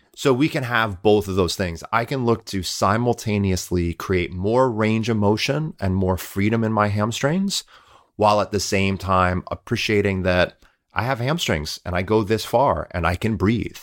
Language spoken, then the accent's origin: English; Midwest, United States; I'm a Midwesterner